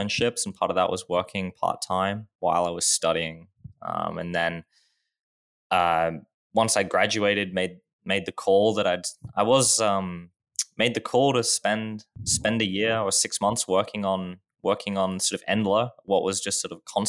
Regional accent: Australia; I guess always been in Australia

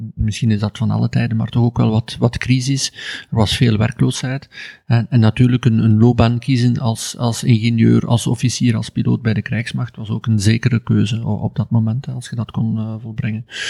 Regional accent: Ghent, Flanders, Belgium; ik ben opgegroeid in Gent, eh, in Ledenberg, een kleine deelgemeente van Gent

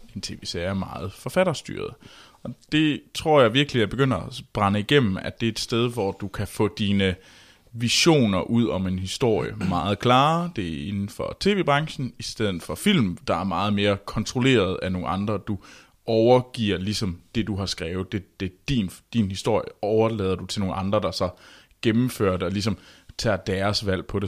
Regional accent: Denmark; vi små danskere

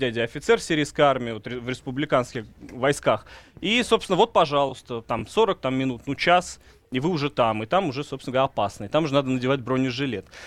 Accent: Russia; Ну, по мне не видно, что я из России.

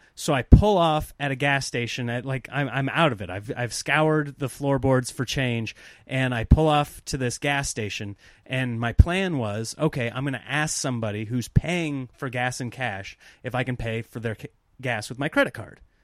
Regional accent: Nebraska, United States; growing up in Nebraska

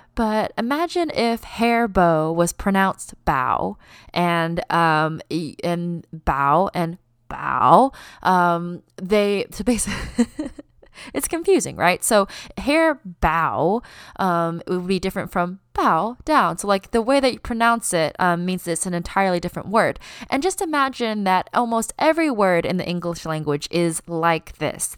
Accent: United States; accent: American; My parents were born in China, but they immigrated to the United States, and I was born here, and it is the only place I have lived my entire life.

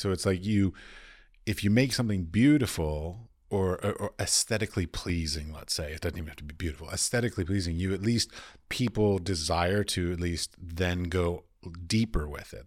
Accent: United States; moved away as an adult; now in Vienna, Austria; I'm American.

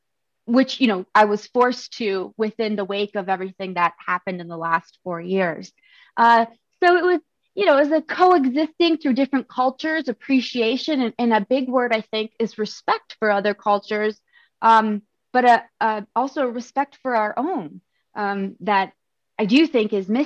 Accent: Japan; born there; also born or lived in Arizona; I was born in Japan

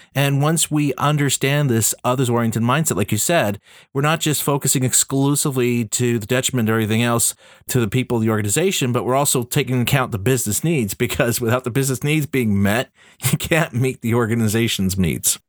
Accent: Canada; I'm Canadian.

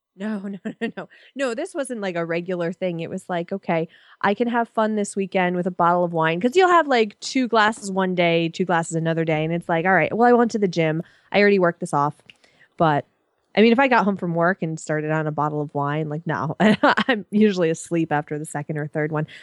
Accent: Connecticut, United States; I'm also from Connecticut

